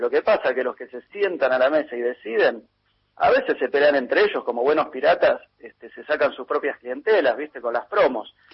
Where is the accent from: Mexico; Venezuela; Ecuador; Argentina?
Argentina; los argentinos ganamos en pesos y pagamos en pesos